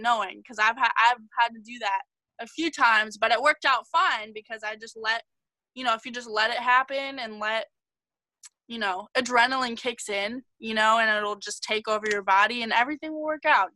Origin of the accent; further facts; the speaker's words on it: Los Angeles, California, United States; also born or lived in Las Vegas, Nevada; I have lived in LA my whole life